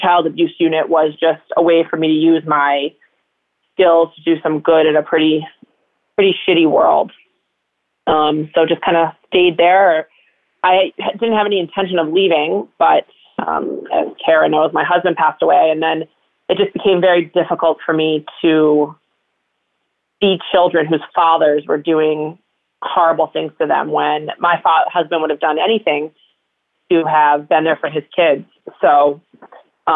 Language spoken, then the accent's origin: English; Connecticut, United States; I grew up in Connecticut in a very suburban town